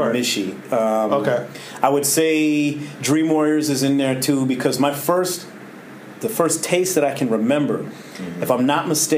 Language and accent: English; Toronto, Ontario, Canada; I grew up, like, till I was about 9 at Don Mills and Steeles, and then moved to McCown and Steeles, which is just down the road. So basically the border of Scarborough into Scarborough